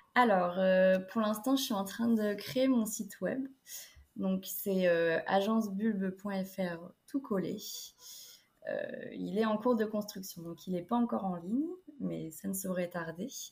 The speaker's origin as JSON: {"language": "French", "town": "Niort", "region": "Nouvelle-Aquitaine", "country": "France", "moved": "yes", "lives_now": "La Rochelle, France", "said": "Mais je viens de Niort dans les Deux-Sèvres"}